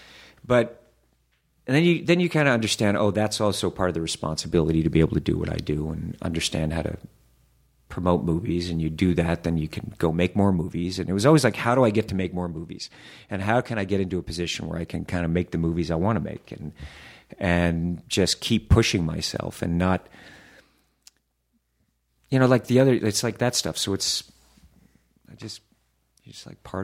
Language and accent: English; the South, United States; Mr. Hoffman, I was raised in the South.